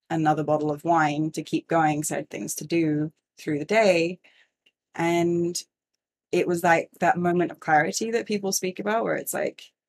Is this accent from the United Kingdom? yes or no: no; Singapore; Yeah, so I grew up in Singapore. We moved there in 1992 and it was like super expat life